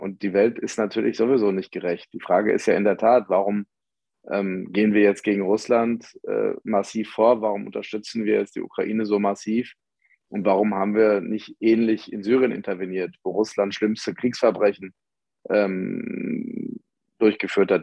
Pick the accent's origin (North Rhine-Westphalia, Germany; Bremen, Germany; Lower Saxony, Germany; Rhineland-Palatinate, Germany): North Rhine-Westphalia, Germany; Ruhr area; Ich komme ja aus dem Ruhrgebiet